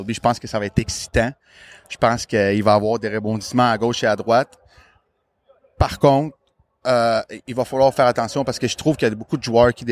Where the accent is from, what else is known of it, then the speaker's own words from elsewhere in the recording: Montreal, Quebec, Canada; quand qui, je leur disais que je venais de Montréal, sans exception, toute la gang, oh my God, I love it.